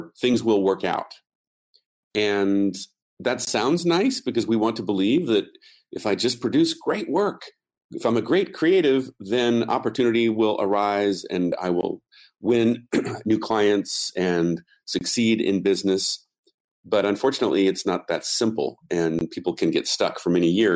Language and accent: English; United States; first language English; being an American, I really only speak English very well